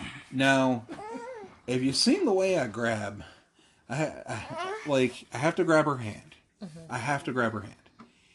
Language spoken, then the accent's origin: English; Ireland; As an Irishman